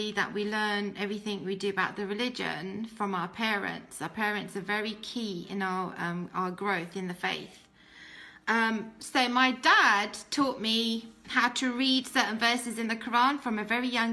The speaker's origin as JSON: {"language": "English", "country": "United Kingdom", "tie": "born or raised there", "accent": "British", "first_language": "English", "said": "I was born in Islam and in a Pakistani family in Britain."}